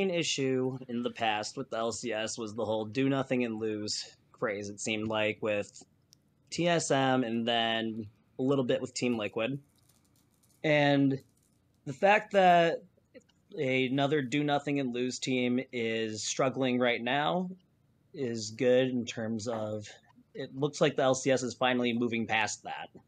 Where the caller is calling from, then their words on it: Cedar Rapids, Iowa, United States; Cedar Rapids, Iowa.